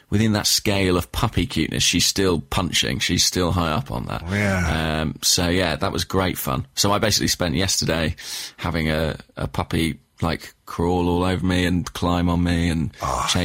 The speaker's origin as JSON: {"language": "English", "town": "Borehamwood", "region": "East of England", "country": "United Kingdom", "tie": "born or raised there", "said": "It is my hometown. That's where I went to visit the puppy. It's where my mum lives. Um, it's where I had my first Nando's."}